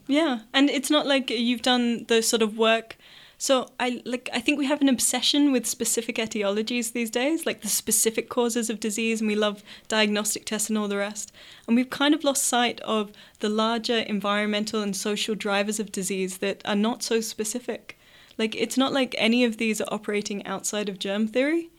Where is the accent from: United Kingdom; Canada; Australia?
Australia; speaking as an Australian